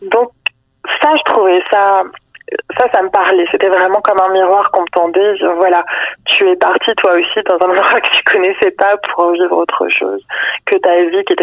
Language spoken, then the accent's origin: French; Provence-Alpes-Côte d'Azur, France; moved away as an adult; now in Quebec, Canada; je suis française, donc, euh, alors que ça fait 9 ans que j'habite